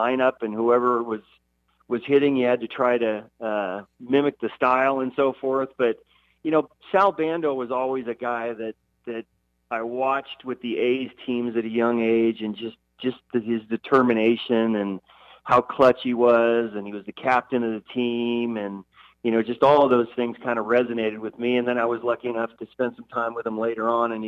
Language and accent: English; Bay Area, California, United States; I grew up in the Bay Area